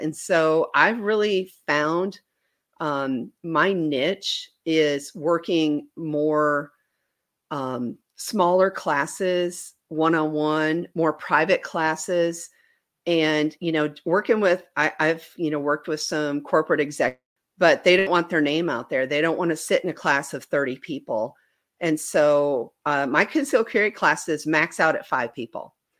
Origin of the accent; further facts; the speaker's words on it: Wisconsin, United States; moved away as an adult; now in Bentonville, United States; I grew up in Wisconsin.